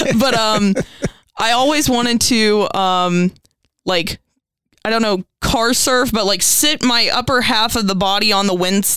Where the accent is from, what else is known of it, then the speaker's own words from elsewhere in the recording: Muhlenberg County, Kentucky, United States; I'm from Muhlenberg County